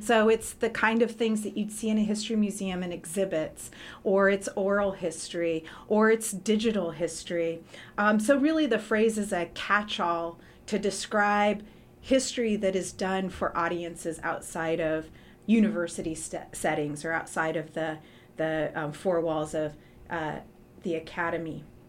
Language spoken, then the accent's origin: English; Portland, Oregon, United States; I grew up in Portland and currently live actually just a few blocks away from where I went to high school at Jefferson High School